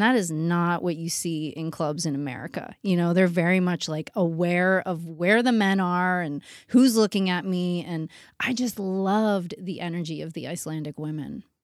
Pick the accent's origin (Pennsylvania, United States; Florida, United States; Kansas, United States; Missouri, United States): Pennsylvania, United States; Pittsburgh; now in New York City, United States; I was born in Pittsburgh, but I felt like a New Yorker my whole life. I knew I was gonna go to New York